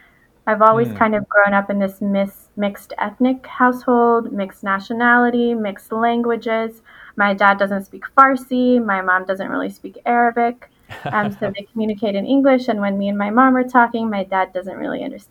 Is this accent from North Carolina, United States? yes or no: yes; Winston-Salem, North Carolina, United States; also born or lived in Chapel Hill, North Carolina; now in Raleigh, United States; I'm a North Carolina native. I was born and raised in Winston-Salem